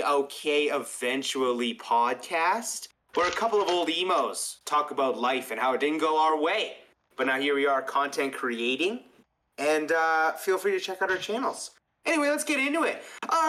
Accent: Canada; We're Canadian.

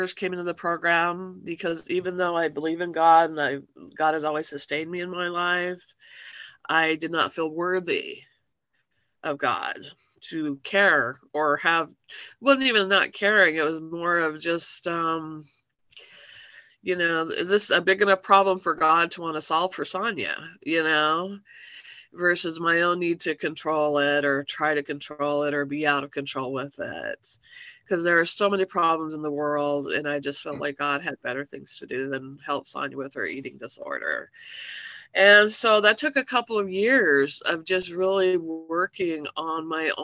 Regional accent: Salt Lake City, Utah, United States; I grew up in Salt Lake City, Utah in the 80s

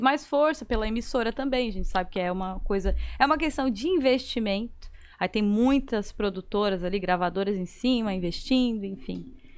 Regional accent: Criciúma, Santa Catarina, Brazil; Ah, mas eu tava em Criciúma, gente

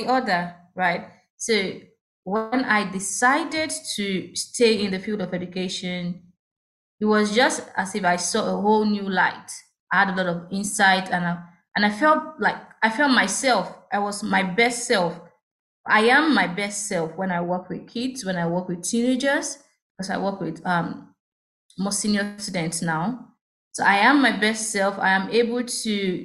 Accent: Ogun State, Nigeria; I was born in Ogun State

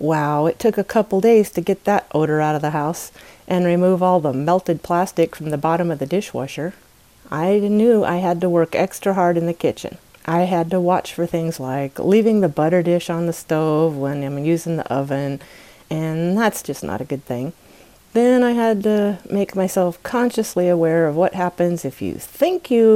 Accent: United States; my home country, the United States of America

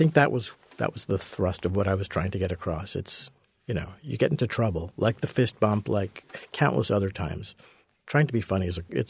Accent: Montreal, Quebec, Canada; I grew up in Montreal, so I was a hockey fan, as you pretty well had to be.

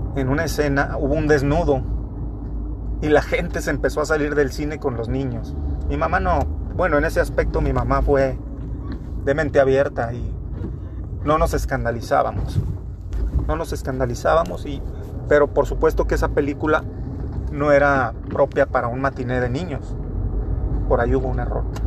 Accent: Torreón, Coahuila, Mexico; Yo soy de Torreón, Coahuila, en calle de Gollado y Corregidora, Avenida Corregidora, en ese barrio precisamente

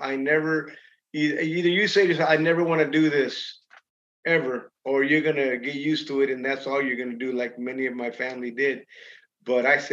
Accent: Los Angeles, California, United States; also born or lived in Idaho / Lodi, California / Michigan; Pacoima. I grew up in Pacoima.

